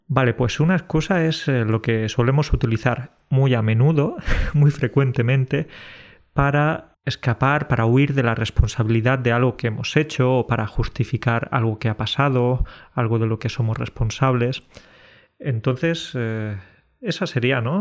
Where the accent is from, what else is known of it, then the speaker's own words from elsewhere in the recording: Spain; Decir que somos españoles es una manera de justificar que por ser españoles ya podemos llegar tarde